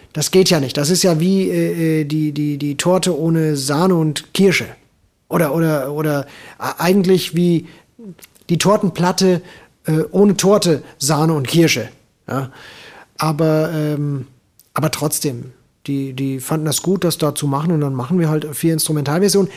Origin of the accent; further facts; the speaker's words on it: Hesse, Germany; als Hesse